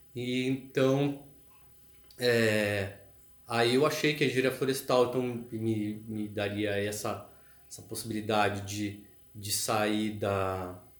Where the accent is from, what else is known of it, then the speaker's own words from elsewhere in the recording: São Paulo, Brazil; moved away as an adult; now in Florianópolis, Brazil; foi eu que saí de São Paulo, né? Eu quis fugir de São Paulo. É, assim que eu me formei, que eu tive chance, eu quis sair de São Paulo